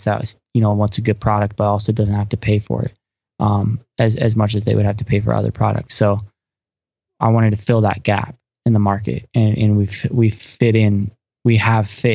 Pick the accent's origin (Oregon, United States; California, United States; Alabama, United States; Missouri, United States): Oregon, United States; Coos Bay; now in Salem, United States; So I'm from Coos Bay, Oregon. It's just a little coastal town in Oregon. And I grew up there.